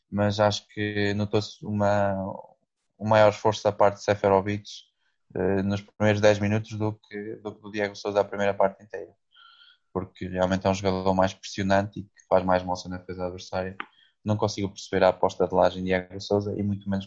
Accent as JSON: {"language": "Portuguese", "country": "Portugal", "said": "sou português"}